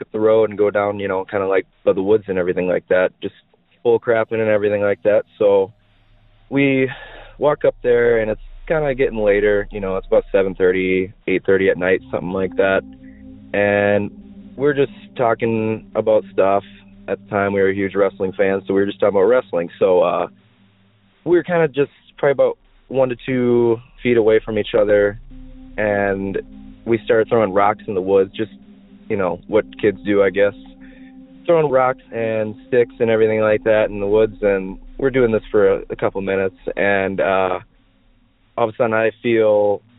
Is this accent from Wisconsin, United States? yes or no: yes; Maiden Rock, Wisconsin, United States; So I grew up in Wisconsin, and more specifically, I lived in a town at the time called Maiden Rock, Wisconsin.